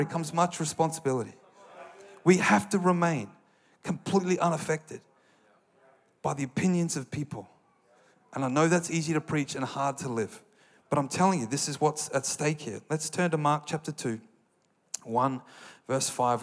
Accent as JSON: {"language": "English", "country": "Australia", "said": "I'm an Australian"}